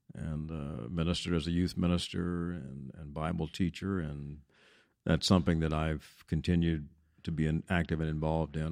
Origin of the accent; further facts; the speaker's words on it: Denton, Texas, United States; also born or lived in Washington, D.C.; I'm a native Texan, was, uh, born and raised in Denton